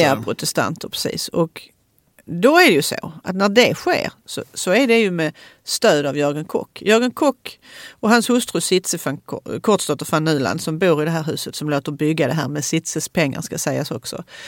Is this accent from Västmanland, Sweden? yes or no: no; Malmö, Skåne, Sweden; Söderkulla där jag kommer från